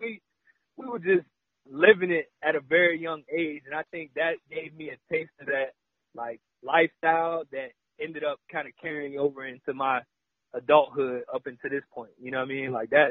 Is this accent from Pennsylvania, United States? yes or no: no; Newport News, Virginia, United States; moved away as an adult; I'm from Newport News. Like, I'm out here. This culture isn't my culture. I've never seen mountains and white folks like this